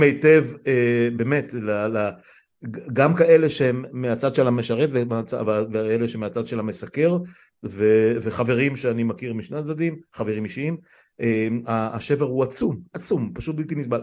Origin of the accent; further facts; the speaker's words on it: Israel; אני נולדתי פה בארץ